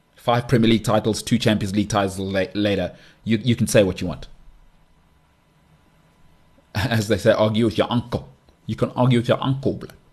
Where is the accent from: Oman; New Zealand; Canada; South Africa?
South Africa; I'm South African. I live in South Africa